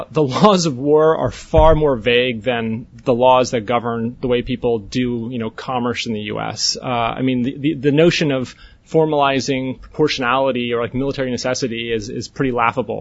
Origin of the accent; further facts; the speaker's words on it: North Dakota, United States; I'm from North Dakota.